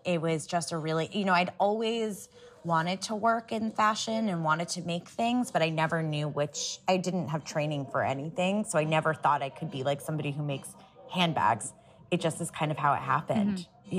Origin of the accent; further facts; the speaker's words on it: Columbus, Ohio, United States; Well, we're from Ohio, from Columbus, Ohio